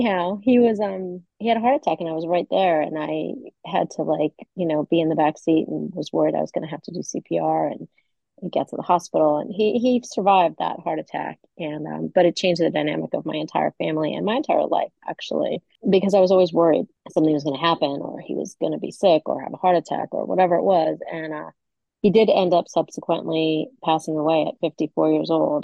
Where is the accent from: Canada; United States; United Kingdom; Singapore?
United States; Valley Stream, New York; moved away; I grew up in Valley Stream, which is on Long Island, right outside of New York City